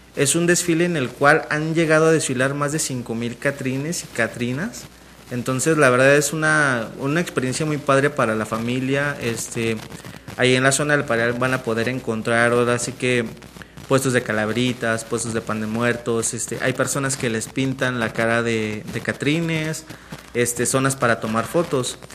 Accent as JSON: {"language": "Spanish", "country": "Mexico", "said": "los mexicanos vemos a la muerte"}